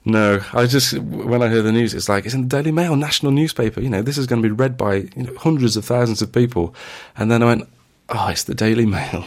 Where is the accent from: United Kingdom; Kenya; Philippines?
United Kingdom; Sheffield, Yorkshire and the Humber; Sheffield, which is my hometown